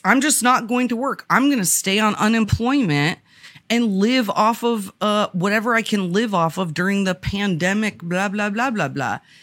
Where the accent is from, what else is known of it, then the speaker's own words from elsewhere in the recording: Vermont, United States; I grew up in Vermont, which at the time of of my youth was predominantly white.